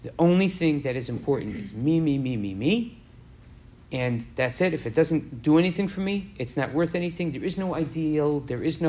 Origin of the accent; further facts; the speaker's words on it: New York, United States; growing up in New York